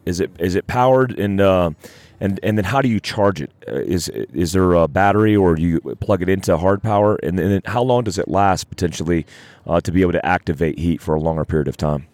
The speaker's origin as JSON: {"language": "English", "region": "North Carolina", "country": "United States", "tie": "born or raised there", "said": "I grew up in North Carolina and I had a mud Jeep"}